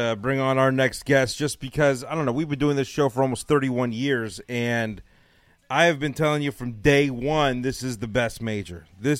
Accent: Los Angeles, California, United States; moved away as an adult; now in Dallas, United States; we're from Los Angeles, born and raised.

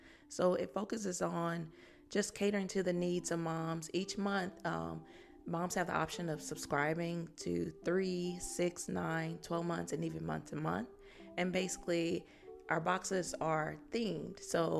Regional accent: Fort Worth, Texas, United States; now in Austin, United States; So I've been in Austin for a little over 4 years, but I'm originally from Fort Worth, Texas.

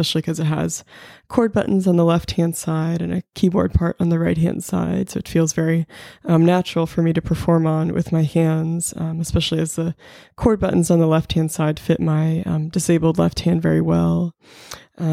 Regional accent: Pittsburgh, Pennsylvania, United States; now in Charlottesville, United States; I'm originally from Pittsburgh, Pennsylvania, but now I'm based in Charlottesville, Virginia

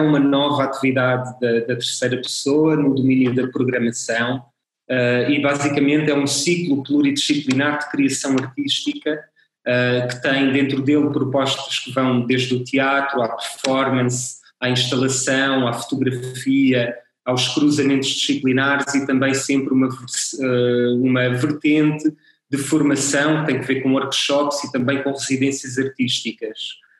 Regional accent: Castelo Branco, Centro, Portugal; also born or lived in Lisbon; eu sou de Castelo Branco, ou seja, eu, eu conheci, conheço o meio, conheço a cidade, uh, saí para Lisboa e depois tive necessidade de voltar.

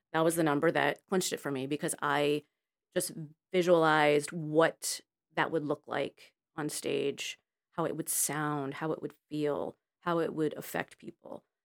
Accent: Connecticut, United States; moved away as an adult; also born or lived in Florida / New York; now in Los Angeles, United States; I was raised in Connecticut

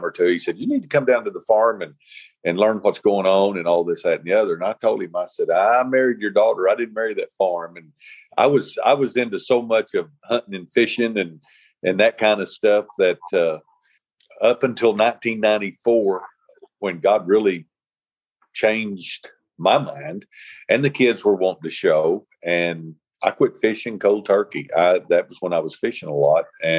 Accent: Lavaca, Arkansas, United States; also born or lived in Jonesboro, Arkansas; I'm originally from Jonesboro, and my parents moved to Lavaca back in 1971.

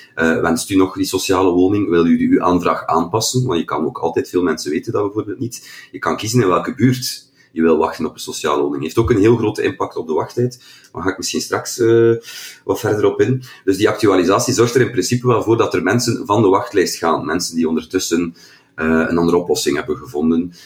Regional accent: Kortrijk, Flanders, Belgium; bij ons in Kortrijk

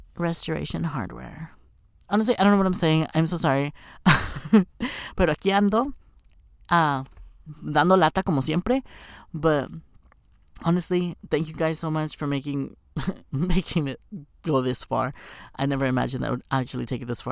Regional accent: Texas, United States; moved away as an adult; now in Los Angeles, United States; I'm from Texas

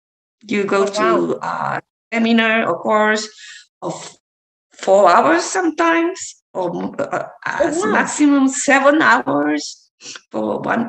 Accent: Japan; moved away; because I'm from Japan, my parents are from Japan, and I lived abroad for my father's job.

